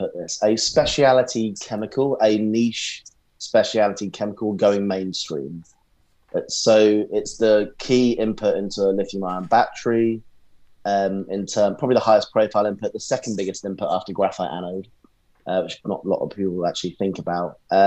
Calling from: London, United Kingdom; Central London at the moment today

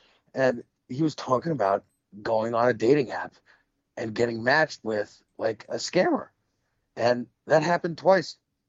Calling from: New York, United States; from New York.

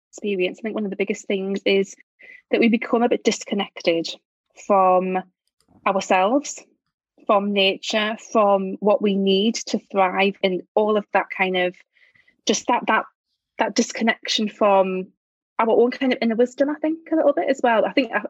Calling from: Durham, North East England, United Kingdom; I'm speaking from Durham, which is in the northeast of England. Lovely, yes, cathedral, university city up here.

